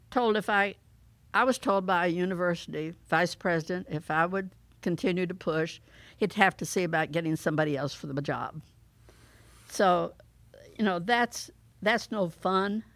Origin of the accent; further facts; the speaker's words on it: St. Petersburg, Florida, United States; I was fortunate in growing up in Saint Petersburg, Florida